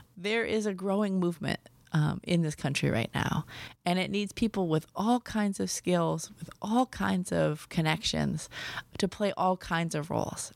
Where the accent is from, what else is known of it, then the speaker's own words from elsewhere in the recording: Milwaukee, Wisconsin, United States; So I was raised in Milwaukee, Wisconsin